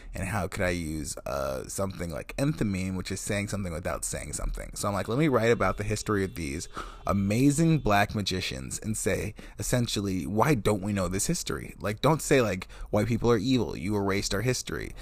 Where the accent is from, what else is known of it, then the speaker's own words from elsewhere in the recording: Wisconsin, United States; I'm also from Wisconsin, from this town